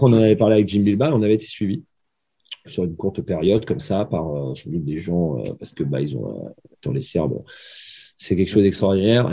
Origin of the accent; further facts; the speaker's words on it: Gravelines, Hauts-de-France, France; moved away; also born or lived in Limoges / Brest; Je suis né à Graveline